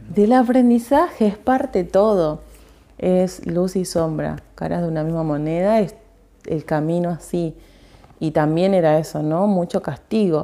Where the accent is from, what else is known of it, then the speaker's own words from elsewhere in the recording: Argentina; soy argentina